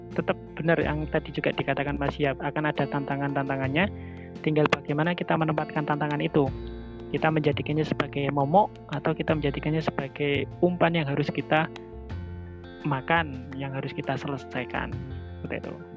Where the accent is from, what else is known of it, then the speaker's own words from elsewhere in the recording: Lamongan, East Java, Indonesia; waktu SMA di Lamongan itu kan kebetulan saya juga ikut di Pramuka